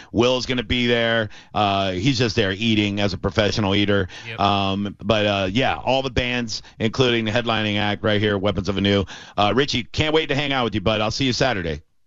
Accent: Tampa, Florida, United States; I'm a born and raised Tampanian.

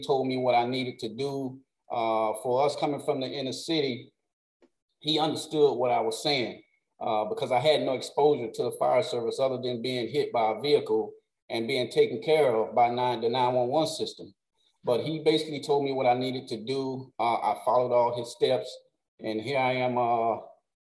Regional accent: Miami, Florida, United States; As a child growing up in Little Haiti, grew up on 65th and Northeast 2nd Avenue

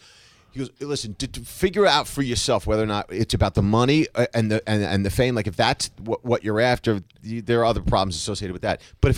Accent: New Jersey, United States; I grew up in Jersey in a junkyard.

